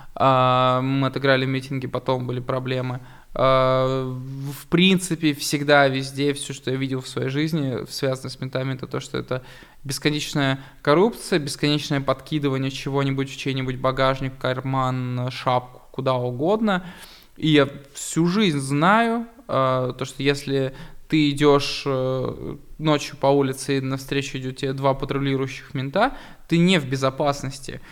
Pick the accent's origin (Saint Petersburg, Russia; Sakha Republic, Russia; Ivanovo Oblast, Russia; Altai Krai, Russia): Altai Krai, Russia; Barnaul; Я просто пацан из Барнаула, который выращен в самом Гопнинском районе